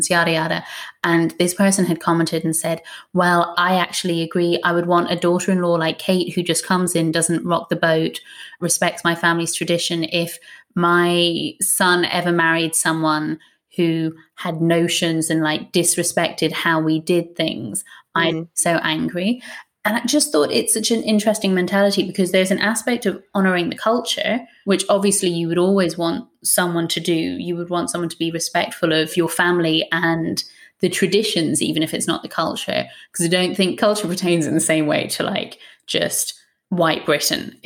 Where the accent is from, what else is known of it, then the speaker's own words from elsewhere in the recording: Ireland; now in United Kingdom; as an Irish woman